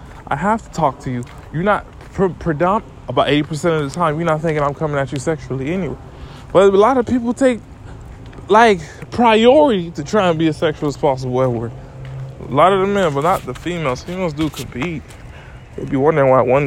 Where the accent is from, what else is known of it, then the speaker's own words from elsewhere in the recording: St. Thomas, U.S. Virgin Islands; From St. Thomas, I'm from the Virgin Islands